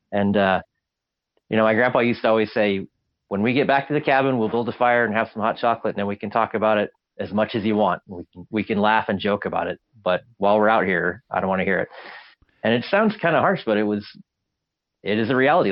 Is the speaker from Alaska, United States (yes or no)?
yes; Alaska, United States; I grew up in Alaska